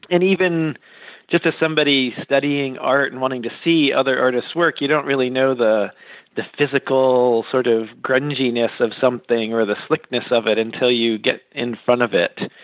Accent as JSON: {"language": "English", "region": "Western Massachusetts", "country": "United States", "tie": "born or raised there", "also_born_or_lived": "Kansas City / Hartford, Connecticut", "moved": "as an adult", "said": "I grew up in Western Massachusetts"}